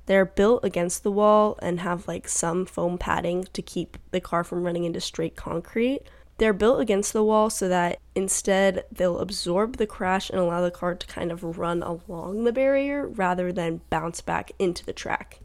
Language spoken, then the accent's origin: English; United States; we're from America